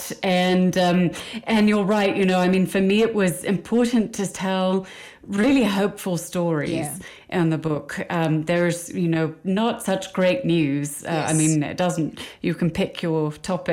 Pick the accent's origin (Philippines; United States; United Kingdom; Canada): United Kingdom; Midlands; I'm from a very small town in the middle of England. You can probably hear that with my accent.